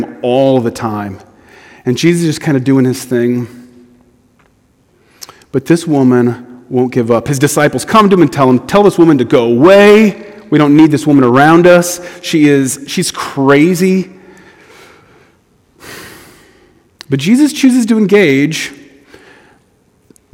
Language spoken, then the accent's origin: English; United States; as an American